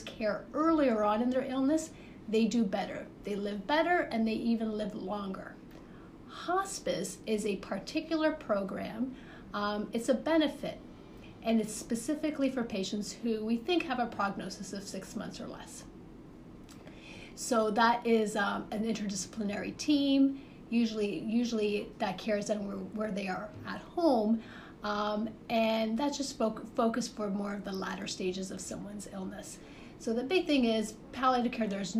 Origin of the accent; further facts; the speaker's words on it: Toronto, Ontario, Canada; moved away; So I am from the Great North. I'm from Canada. So I grew up in the Toronto area.